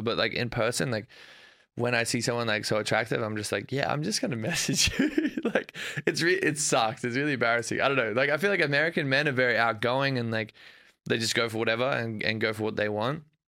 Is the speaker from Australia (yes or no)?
yes; Australia; moved away as an adult; now in United States; growing up in Australia